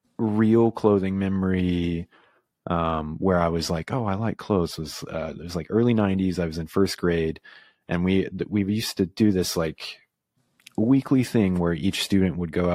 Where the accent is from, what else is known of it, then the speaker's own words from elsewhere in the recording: Midtown, Tennessee, United States; now in New York, United States; I grew up in East Tennessee in a little town called Midtown, which is in Roane County. It's like outside of Knoxville.